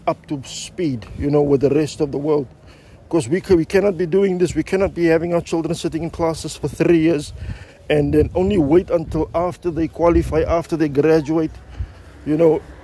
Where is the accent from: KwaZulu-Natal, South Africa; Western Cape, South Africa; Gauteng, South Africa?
Western Cape, South Africa; Cape Town; I'm also from the Cape Flats